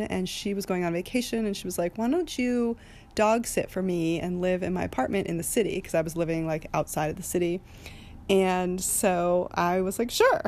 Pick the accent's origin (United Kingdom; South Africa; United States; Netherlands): United States; Haverford, Pennsylvania; We're both from Haverford, just outside of Philly